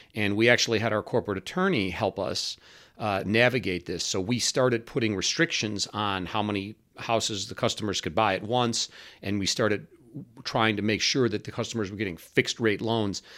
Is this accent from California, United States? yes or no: no; Cleveland, Ohio, United States; also born or lived in Washington, D.C.; I was born in Cleveland, Ohio